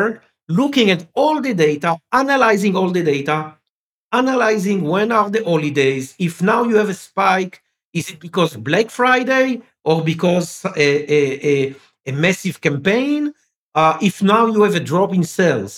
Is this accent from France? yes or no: yes; France; first language French; English is a second language; I was born in France. Okay, I'm speaking French. I was born in France.